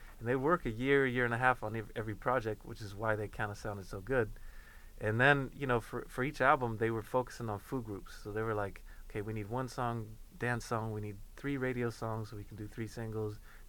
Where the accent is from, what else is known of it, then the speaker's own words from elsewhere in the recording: Sweden; moved away; also born or lived in Inglewood; I grew up even in Sweden